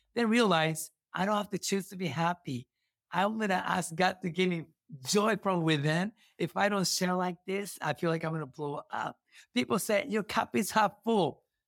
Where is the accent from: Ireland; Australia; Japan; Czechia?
Japan; Kumamoto; English is a second language; moved away as an adult; now in Sacramento, United States; Kumamoto, my city hometown